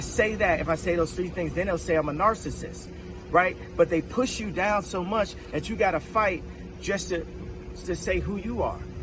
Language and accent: English; United States; as an American